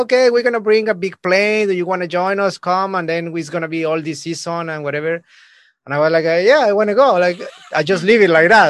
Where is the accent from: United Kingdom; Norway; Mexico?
Mexico; I'm coming from Mexico.